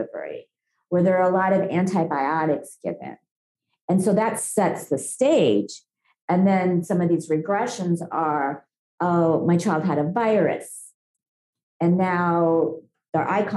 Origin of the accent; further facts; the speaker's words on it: India; moved away; I was born in India. I have a lot of exposure to lead in childhood